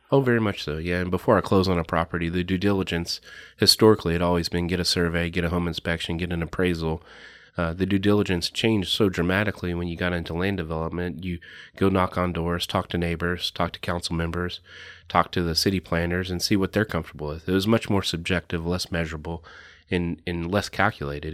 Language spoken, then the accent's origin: English; Lexington, Kentucky, United States; I grew up here in Lexington, went to Taste Creek, went to U K